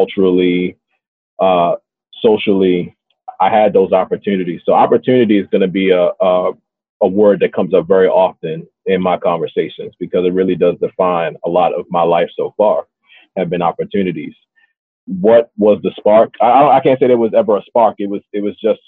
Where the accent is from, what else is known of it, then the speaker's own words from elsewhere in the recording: Baltimore, Maryland, United States; So my story began and continues and likely will end in Baltimore. That is my hometown.